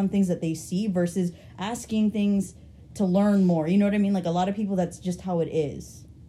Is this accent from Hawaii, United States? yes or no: yes; Hawaii, United States; moved away; I'm actually from Hawaii.